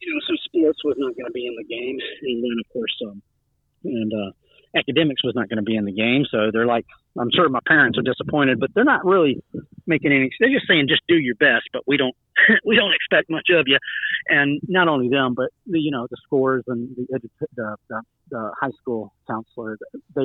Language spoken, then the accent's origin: English; Georgia, United States; also born or lived in South Carolina; I grew up in Georgia and in South Carolina for the most part.